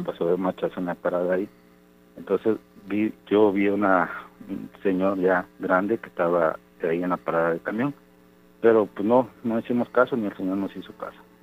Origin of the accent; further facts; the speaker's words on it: Córdoba, Veracruz, Mexico; yo soy de Córdoba.